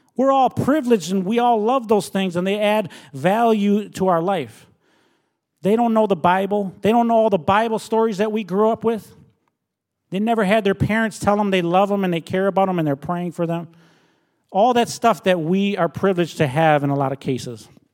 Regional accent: Minnesota, United States; moved away as an adult; also born or lived in Red Lake Nation, Minnesota; now in Milwaukee, United States; I was born and raised in Minnesota

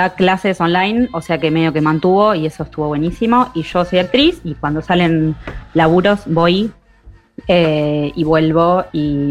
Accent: General Roca, Río Negro, Argentina; born there; also born or lived in Buenos Aires; now in Lago Puelo, Argentina; Yo nací en, en Fisque Menuco, en Roca, en Río Negro, {S0} pero {S1} viví 17 años en Buenos Aires y vivo en Lago Pueblo desde ah, {S3} marzo.

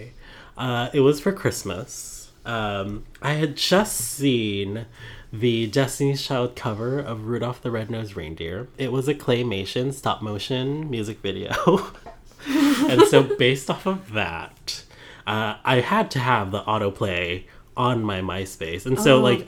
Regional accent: Philippines; I'm Filipino

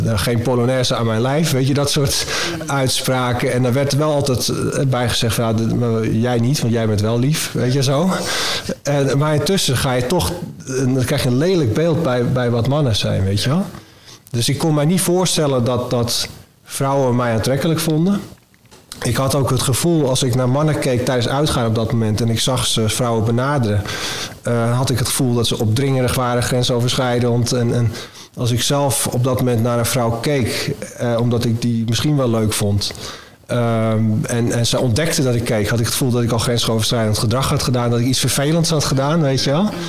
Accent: Middelie, North Holland, Netherlands; En toen woonden we in uh, eh, Middelie, klein dorpje, in, eh, langs een kanaal met veel weilanden, koeien, weet je wel. Echt een soort, eh, dat, mijn, jeugdplaatje daar

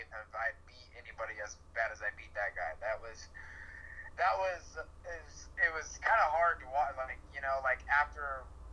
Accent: Iowa, United States; moved away; also born or lived in San Diego; I grew up in Iowa

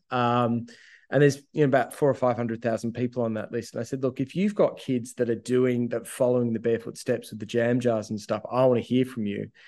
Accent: Ouyen, Victoria, Australia; I'm a kid from Ouyen. Like I live, I grew up in the country

